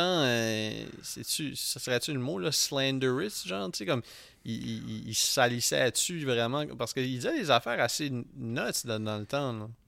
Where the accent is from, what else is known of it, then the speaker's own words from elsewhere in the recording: Edmundston, New Brunswick, Canada; moved away; d'où moi et Philippe on vient